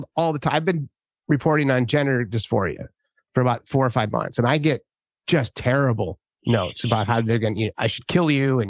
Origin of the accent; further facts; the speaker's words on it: San Francisco, California, United States; I'm from San Francisco